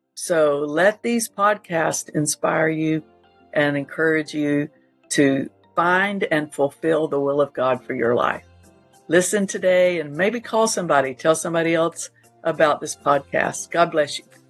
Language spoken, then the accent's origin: English; Panama City Beach, Florida, United States; Panama City Beach, Florida, and of course that's my hometown